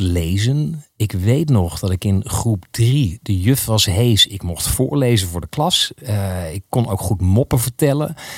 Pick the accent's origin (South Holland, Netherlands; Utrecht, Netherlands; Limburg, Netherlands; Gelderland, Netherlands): Gelderland, Netherlands; Geldermalsen; ik ben opgegroeid in Geldermalsen